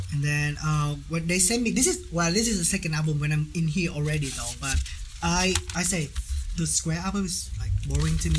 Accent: Ho Chi Minh City, Vietnam; English is a second language; moved away as an adult; now in Wichita, United States; I'm original from Saigon

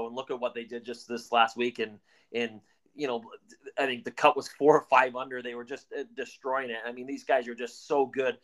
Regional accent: Canada; we're Canadian

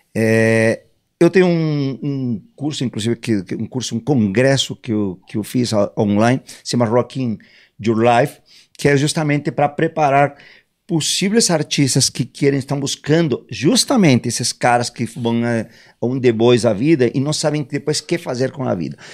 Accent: Mexico; moved away as an adult; also born or lived in England; eu sou mexicano, me né? mudei muito jovem para Inglaterra, com 18 anos

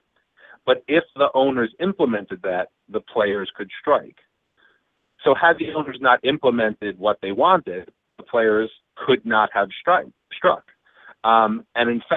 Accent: Long Island, New York, United States; also born or lived in Brooklyn, New York; now in Cooperstown, United States; I was born in Brooklyn, raised in Long Island

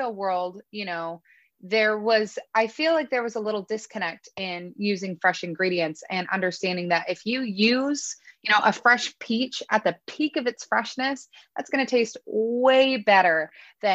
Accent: Northern California, United States; we're from Northern California

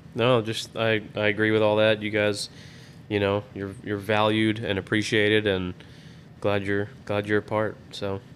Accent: Florida, United States; moved away as an adult; now in Texas, United States; I grew up in Florida

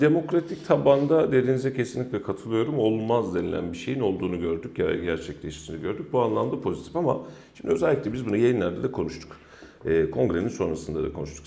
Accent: Kayseri, Kayseri Province, Turkey; benim yaşadığım işte doğduğum büyüdüğüm mahallede

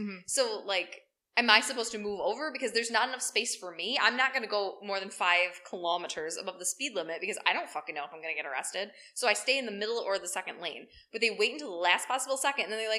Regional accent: New York, United States; We're from New York.

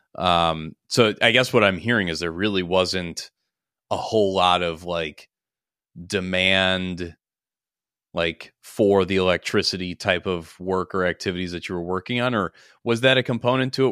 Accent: Minnesota, United States

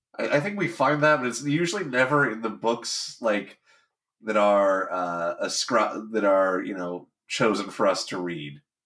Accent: Southern California, United States; growing up in Southern California

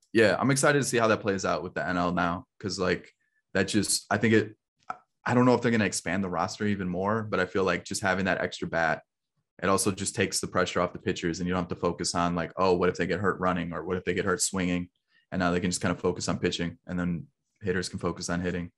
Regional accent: Chicago area, Illinois, United States; moved away as an adult; now in Kentucky, United States; I'm actually from the Chicago area originally

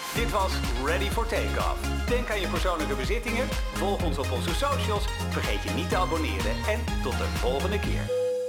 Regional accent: Netherlands; wij als Nederlanders

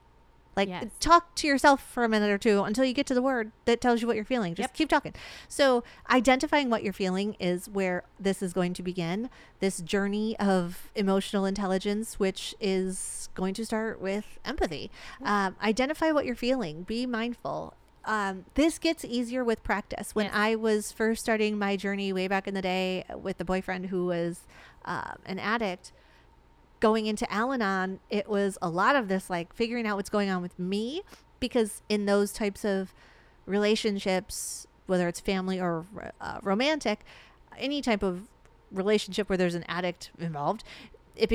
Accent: Arizona, United States; We're from Arizona. We live in Arizona. Yeah. We love Arizona.

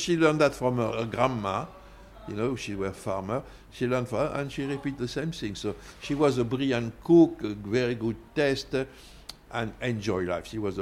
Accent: Tarbes, Occitania, France; English is a second language; moved away; also born or lived in London; I was born in Tarbes, on a foothill of the Pyrenees, and it's a small town of 40,000 people

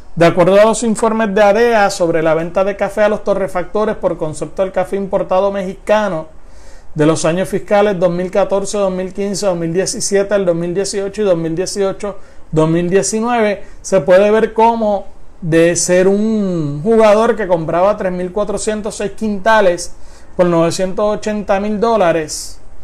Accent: Puerto Rico

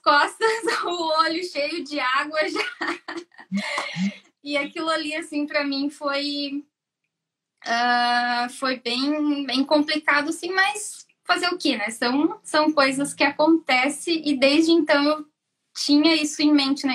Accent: Joinville, Santa Catarina, Brazil; moved away as an adult; now in Ireland; sou de Joinville, Santa Catarina. Eu vim para cá faz um ano e meio

